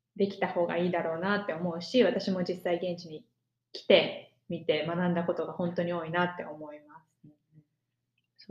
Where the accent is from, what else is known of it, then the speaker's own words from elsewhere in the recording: Japan; moved away as an adult; 自分が生まれ育った日本社会